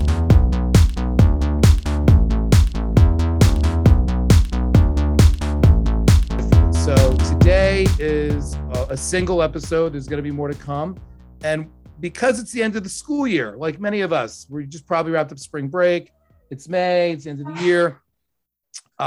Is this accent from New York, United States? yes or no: yes; Riverhead, New York, United States; I grew up at exit 73 in Riverhead at the very end